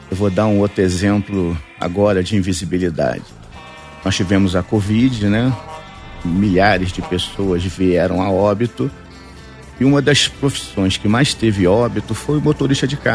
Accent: Rio de Janeiro, Brazil; Eu vim do Rio, a minha empresa fica no Rio, eu sou carioca, e eu vim de carro.

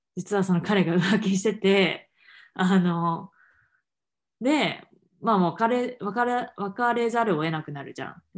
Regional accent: Japan; moved away; 日本で育ってきた

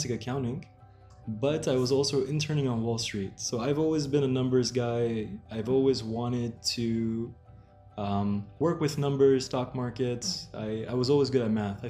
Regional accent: New Jersey, United States; I am born and raised in New Jersey, which is right next to New York

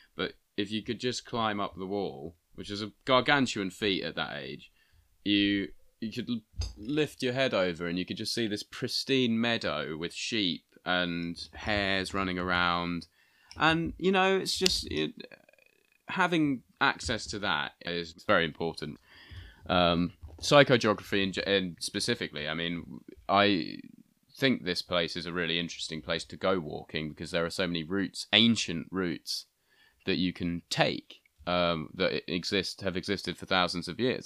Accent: Bury St Edmunds, East of England, United Kingdom; I'm from Bury Saint Edmunds

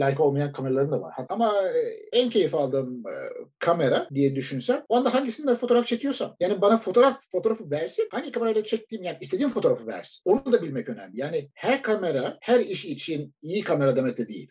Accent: Turkey; biz Türk'üz.

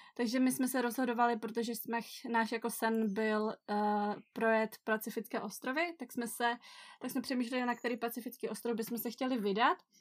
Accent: area near Ostrava, Moravian-Silesian Region, Czechia; moved away as an adult; now in Samoa; oba dva s Adamem pocházíme z Prajské, je to takový region kousek od Ostravy

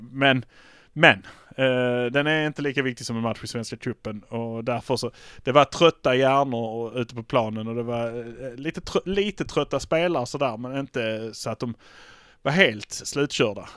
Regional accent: Malmö, Skåne, Sweden; vi är från Malmö

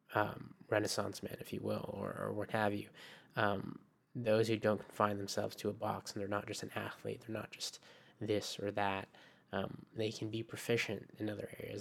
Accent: Japan; also born or lived in Philippines; Japan, which is my home

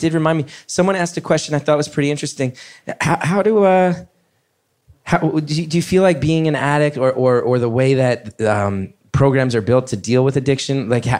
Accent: New York, United States; everybody who listens to this show knows I'm a New Yorker and I'm a liberal

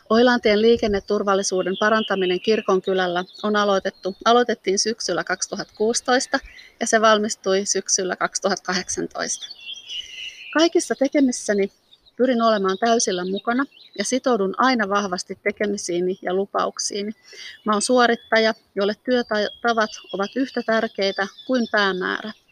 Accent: Helsinki, Uusimaa, Finland; also born or lived in Vantaa; now in Lohja, Finland; Olen syntynyt Vantaalla ja lapsuuteni asunut eri puolilla Helsinkiä, pääkaupunkiseutua ja Uuttamaat. Perheemme muutti usein ja koulut vaihtuivat kahden vuoden välein.

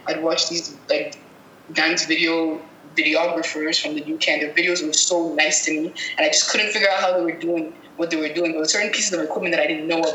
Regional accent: Cameroon; moved away as an adult; also born or lived in Montreal, Canada; I'm originally from Cameroon, and I found that when I moved to Canada, to Montreal specifically

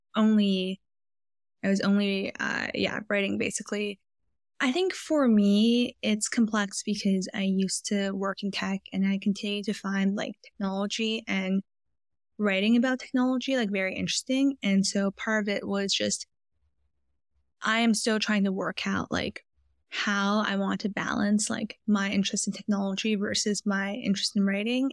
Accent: Vancouver, British Columbia, Canada; moved away as an adult; also born or lived in Philadelphia / San Francisco; I grew up in Vancouver, British Columbia, went to college in Philadelphia, and then lived in San Francisco for five years after

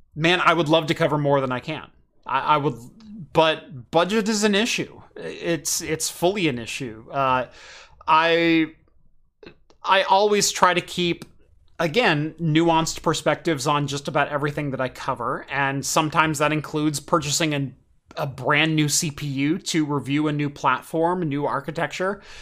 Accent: Eugene, Oregon, United States; I grew up in Eugene

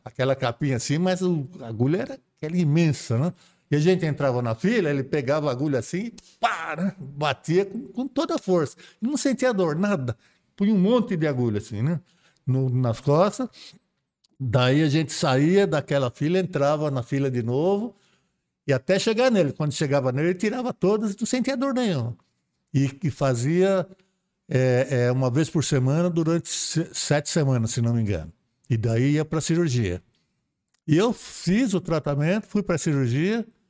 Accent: Praia Grande, São Paulo, Brazil; Eu sou da Praia Grande

